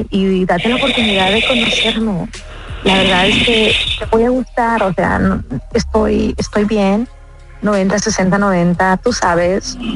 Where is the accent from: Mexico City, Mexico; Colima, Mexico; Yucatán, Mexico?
Colima, Mexico; Yo soy mexicana. Órale, ¿de qué parte? Mm, yo soy del estado de Colima.